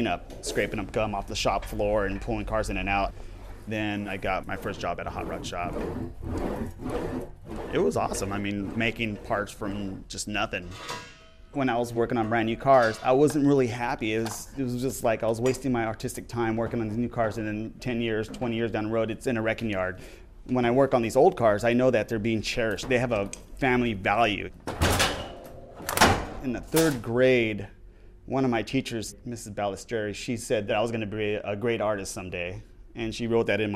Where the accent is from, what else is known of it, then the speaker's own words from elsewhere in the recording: San Jose, California, United States; Born and raised in San Jose